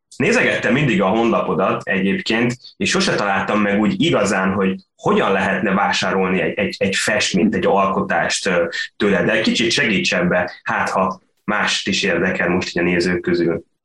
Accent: Sopron, Győr-Moson-Sopron, Hungary; én Soproni vagyok

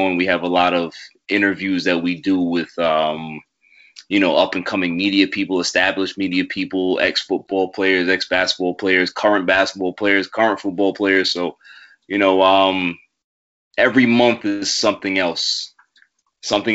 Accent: New York City, New York, United States; also born or lived in Brooklyn; moved to Queens very shortly after

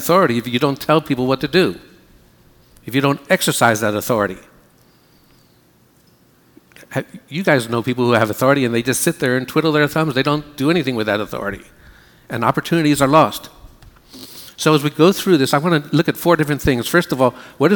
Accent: United States; we Americans

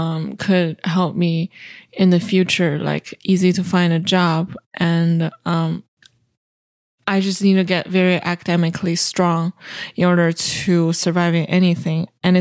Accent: Shenyang, Liaoning, China; moved away as an adult; And I was born and raised in China, the northeastern part of China. The city I'm from is called Shenyang.

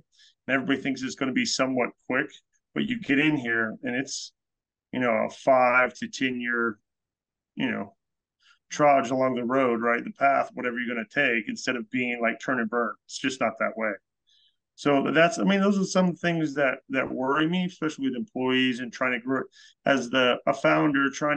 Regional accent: an hour and a half from Heavenly, California, United States; now in New England, United States; I'm originally from the West Coast, California. You know, grew up an hour and a half from Heavenly, up at Tahoe

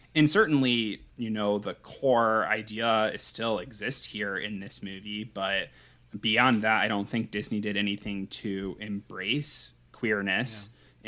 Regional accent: United States; I'm American

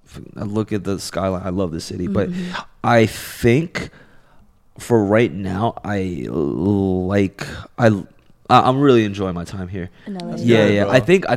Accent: New York City, New York, United States; moved away as an adult; also born or lived in China; now in Los Angeles, United States; And then I grew up in New York.

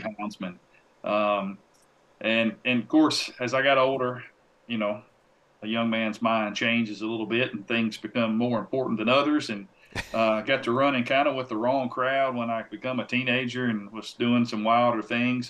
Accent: Tennessee, United States; a publication here in my home state called Tennessee Outdoor News

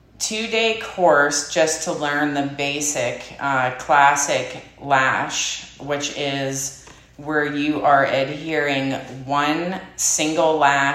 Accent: Saxonburg, Pennsylvania, United States; also born or lived in Sarver; I'm from Saxonburg. Okay. Born and raised, so I just moved one town over.

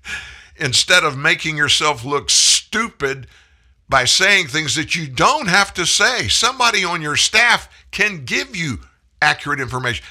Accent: South Louisiana, United States; I'm from South Louisiana. I grew up with a gun in my hand

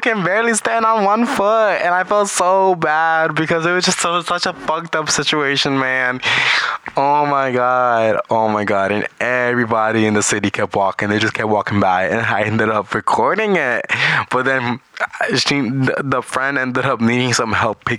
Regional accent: New York, United States; English is a second language; also born or lived in Caribbean (Puerto Rico or Dominican Republic); I was raised in New York, so I'm definitely built for New York

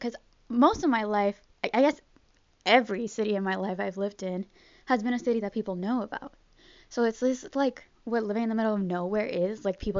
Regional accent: Cincinnati, Ohio, United States; I am here from Cincinnati, Ohio because of Fritz the Hippo.

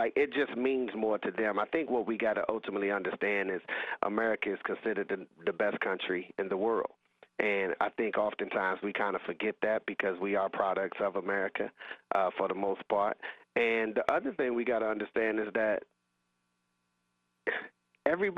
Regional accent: Raleigh, North Carolina, United States; in the housing projects that I grew up in Raleigh, a place called Lane Street

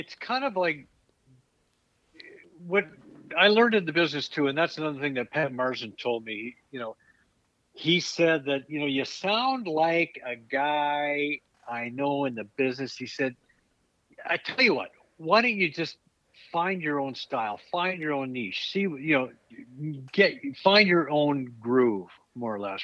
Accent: Edmonton, Alberta, Canada; moved away; also born or lived in Toronto; growing up in Edmonton, when I moved to Toronto

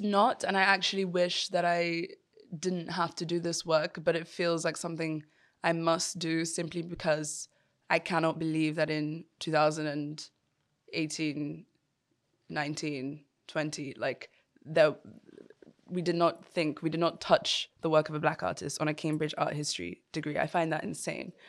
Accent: Yoruba, Nigeria; me as an African, but more specifically as a Nigerian, and then even more specifically as a Yoruba person

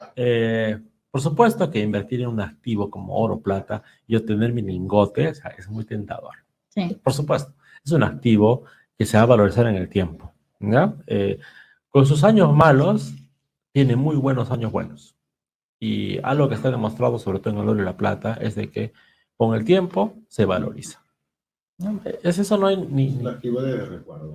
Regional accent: Peru; nosotros como peruanos

